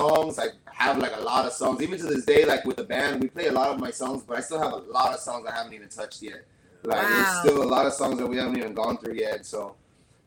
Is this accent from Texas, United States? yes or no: yes; San Antonio, Texas, United States; moved away as an adult; now in Rio Grande Valley, United States; I'm actually from San Antonio, Texas, but I've been living down in the Rio Grande Valley maybe since I was about 18 years old.